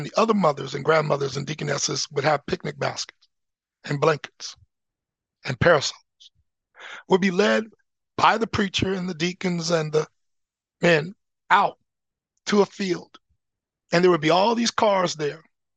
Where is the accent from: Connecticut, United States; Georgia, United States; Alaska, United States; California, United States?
Alaska, United States; Anchorage; now in Oregon, United States; growing up in Alyeska, in Anchorage, which is the least racist location